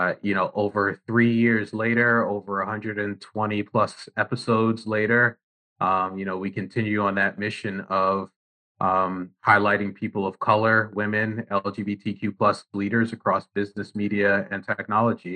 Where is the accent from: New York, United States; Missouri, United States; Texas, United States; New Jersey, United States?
New Jersey, United States; I'm born and raised in Jersey